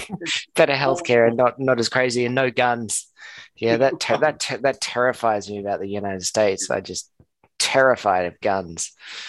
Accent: Australia; someone from Australia speaks with this Spanish, with this Argentinian accent, this mixture.

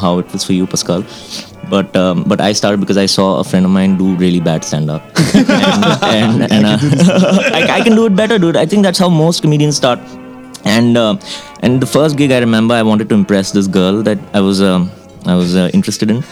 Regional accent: Mumbai, Maharashtra, India; also born or lived in Kashmir; I live in Bombay right now. That's where the film industry is. That's where the advertising scene is. I've grown up there actually, like all my life

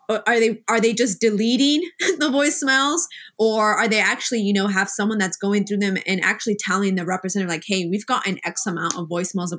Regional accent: Kansas, United States; I'm also from Kansas.

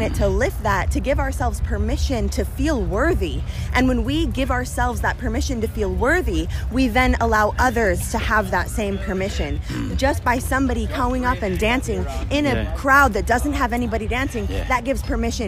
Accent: Klamath Tribes of Southern Oregon, United States; I come from the Klamath Tribes of Southern Oregon

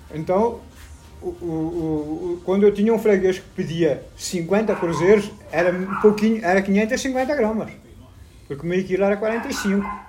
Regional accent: Portugal; moved away as an adult; now in Brazil; quando eu saí de Portugal com 20 anos, 22 anos

